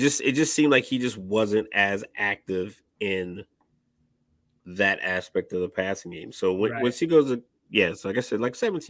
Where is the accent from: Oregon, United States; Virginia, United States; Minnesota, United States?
Virginia, United States; moved away; I'm from Virginia, so people say it's not really the South. It's like mixed.